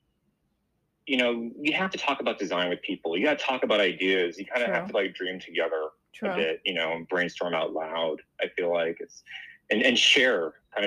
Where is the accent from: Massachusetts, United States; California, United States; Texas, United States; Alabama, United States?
California, United States; Los Angeles; I'm from Los Angeles. I still live here.